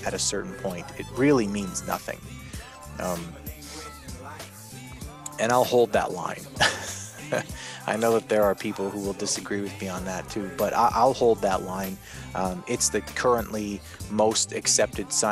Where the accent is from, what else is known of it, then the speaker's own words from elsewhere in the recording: Canada; I'm Canadian, right? I grew up here up in the north